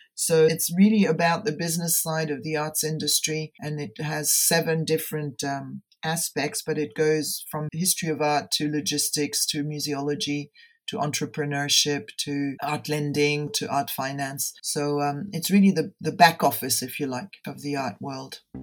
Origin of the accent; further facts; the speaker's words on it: Geneva, Switzerland; also born or lived in Denver; I returned to my hometown, Geneva, in Switzerland